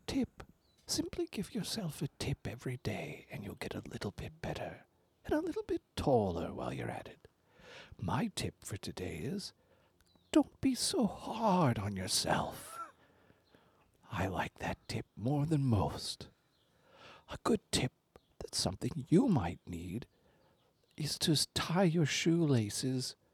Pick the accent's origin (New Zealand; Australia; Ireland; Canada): Canada; now in Los Angeles, United States; I'm a writer from L.A., and I'm from Canada